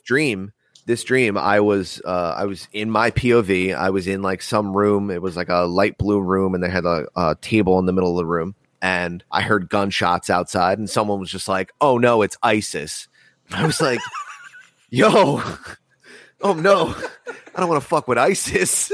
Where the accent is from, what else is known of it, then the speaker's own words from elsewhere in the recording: United States; I'm born American.